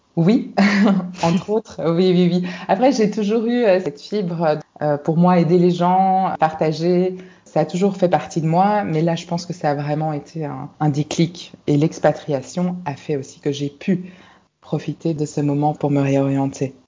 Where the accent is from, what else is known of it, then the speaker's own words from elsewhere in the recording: Brussels, Brussels-Capital Region, Belgium; moved away as an adult; now in Singapore; je suis née à Bruxelles, donc en Belgique, où j'ai grandi avec mes frères et mes sœurs